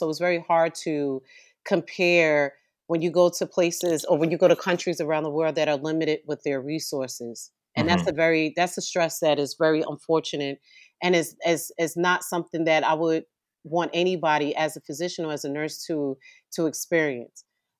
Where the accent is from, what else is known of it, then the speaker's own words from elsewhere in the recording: New York City, New York, United States; moved away as an adult; also born or lived in Brooklyn, New York / Cuba; I was born and raised in the Bronx, New York, especially in the South Bronx, and then also part of my life in Brooklyn. I also lived in Cuba for many years.